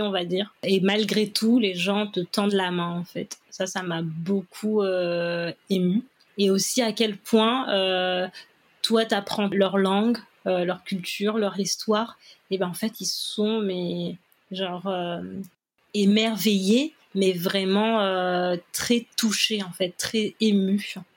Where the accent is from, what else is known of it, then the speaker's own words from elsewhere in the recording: Réunion; moved away as an adult; also born or lived in China / Paris, France; J'ai quitté la Réunion en août 2012 et je suis rentrée euh, le 15 mai 2022.